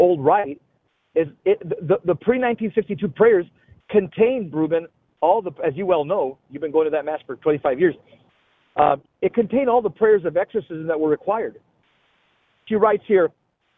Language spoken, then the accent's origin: English; Los Angeles, California, United States; I grew up in the San Fernando Valley